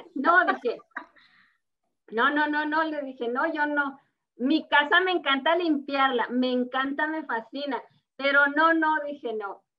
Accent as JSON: {"language": "Spanish", "region": "Chihuahua", "country": "Mexico", "also_born_or_lived": "Denver, United States", "moved": "as an adult", "lives_now": "United States", "said": "yo soy eh, procedente de Chihuahua, México"}